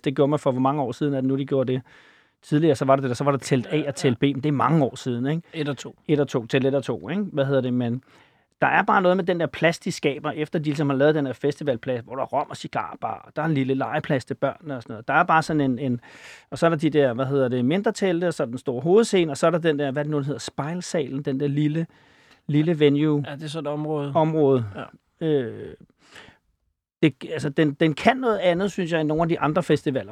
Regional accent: Copenhagen, Capital Region of Denmark, Denmark; fra Valby

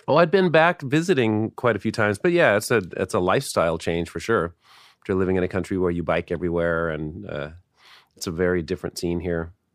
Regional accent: Seattle, Washington, United States; I grew up in Seattle, went to high school here

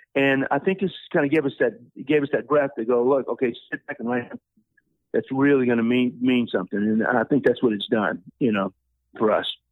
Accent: New Orleans, Louisiana, United States; moved away; I'm from New Orleans originally

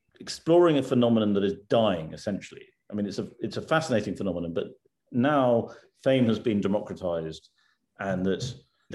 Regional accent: United Kingdom; as a Brit

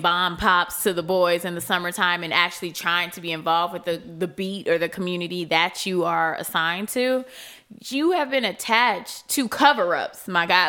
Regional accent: Chicago, Illinois, United States; I'm from Chicago.

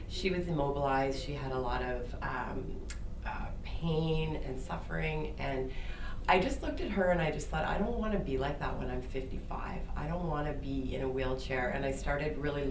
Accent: Peterborough, Ontario, Canada; growing up in Peterborough, small community

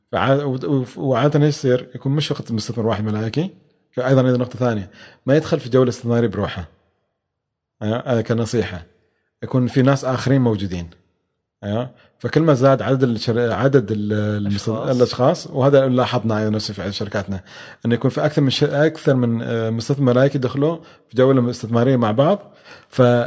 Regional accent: Oman; إحنا حالياً عندنا في عمان

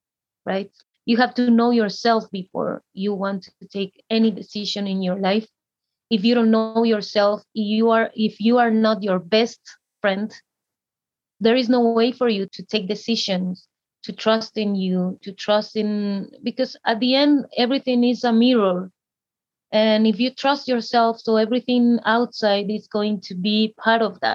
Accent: Guatemala; I'm from Guatemala

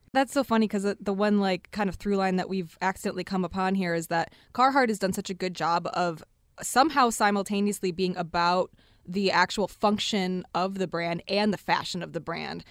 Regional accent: Detroit, Michigan, United States; also born or lived in East Lansing; I'm from Detroit. I was born and raised here.

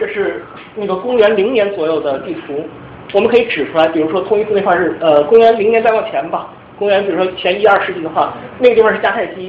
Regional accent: Changchun, Jilin, China; moved away; 我因为我是长春的

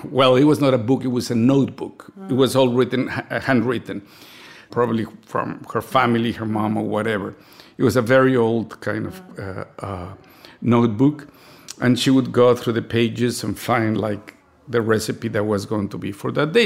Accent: Mexico City, Mexico; A middle-class family in Mexico growing up in the sixties and the seventies

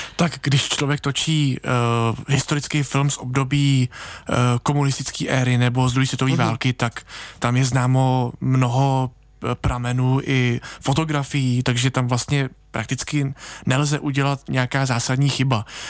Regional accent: a small village near Plzeň, Plzeň Region, Czechia; Já pocházím z malé vesnice nedaleko Plzně

